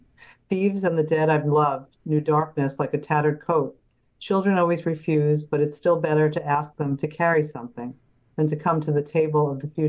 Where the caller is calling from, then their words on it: New York City, New York, United States; I'm from Queens, New York, New York City.